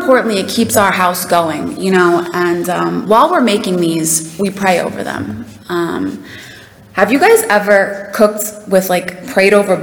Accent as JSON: {"language": "English", "town": "New York City", "region": "New York", "country": "United States", "tie": "born or raised there", "said": "I don't know if you can tell by my accent, but I'm from a small town called South Queens. It's a borough"}